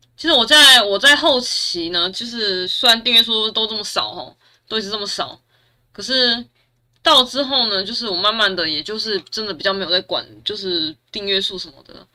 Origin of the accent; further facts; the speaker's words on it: Taichung, Taiwan; 我是台中人